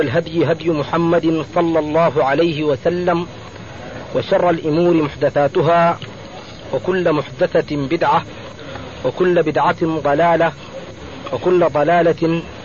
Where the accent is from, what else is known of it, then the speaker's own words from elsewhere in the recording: Sudan; نحن شباب من السودان من جماعة أنصار السنة المحمدية